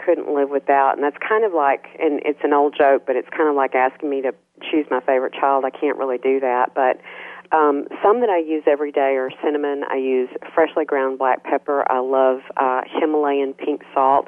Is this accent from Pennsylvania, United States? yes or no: no; Minden, Louisiana, United States; Minden, Louisiana. That's my hometown.